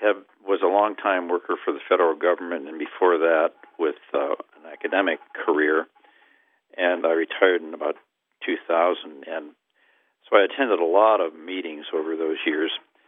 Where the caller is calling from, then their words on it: University Park, Maryland, United States; I'm calling from University Park, Maryland, a D.C. suburb.